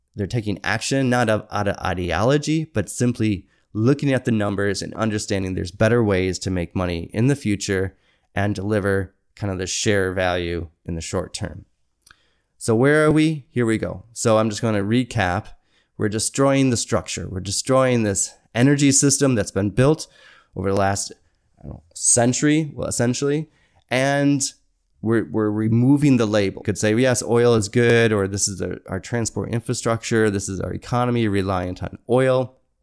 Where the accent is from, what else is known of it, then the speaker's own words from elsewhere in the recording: Michigan, United States; moved away; I'm from Michigan